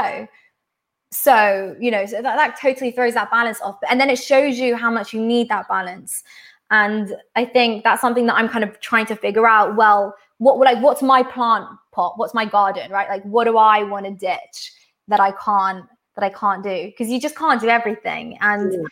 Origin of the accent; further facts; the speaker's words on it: London, United Kingdom; I'm from London